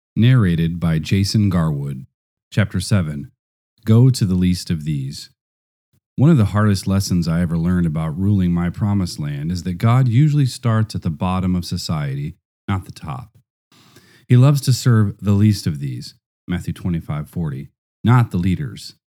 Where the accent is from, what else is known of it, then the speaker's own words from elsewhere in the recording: Nigeria; now in Russia; I was from Nigeria